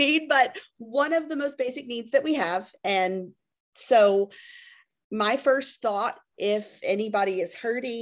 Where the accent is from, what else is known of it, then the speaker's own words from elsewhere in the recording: Memphis, Tennessee, United States; I am from Memphis, Tennessee